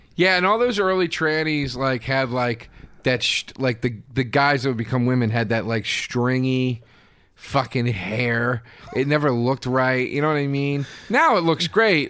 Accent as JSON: {"language": "English", "region": "Pennsylvania", "country": "United States", "tie": "born or raised there", "moved": "yes", "said": "I did some gig in Pennsylvania, near, right near my hometown"}